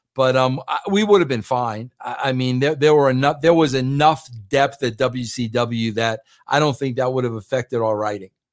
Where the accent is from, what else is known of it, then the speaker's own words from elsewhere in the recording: New York, United States; I'm a New Yorker